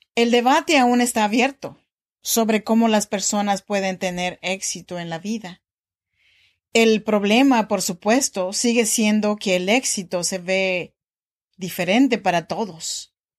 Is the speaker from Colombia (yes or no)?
no; Oaxaca, Mexico; now in Sacramento, United States; yo soy mexicana de Oaxaca